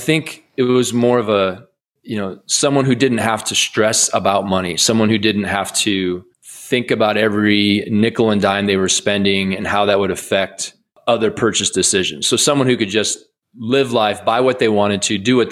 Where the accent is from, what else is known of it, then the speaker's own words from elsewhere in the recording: Iowa, United States; I grew up in Iowa